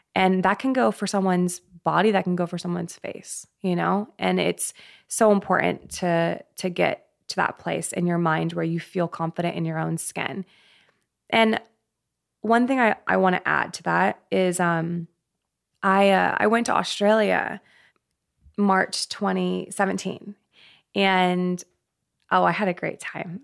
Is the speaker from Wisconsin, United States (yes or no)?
no; Colorado, United States; I'm actually from Colorado. I grew up there